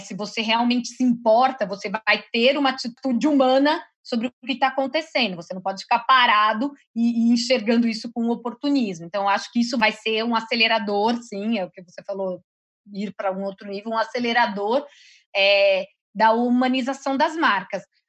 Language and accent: Portuguese; interior of São Paulo, Brazil; moved away; eu sou do interior de São Paulo, então essa área né, é de uma cidade pequena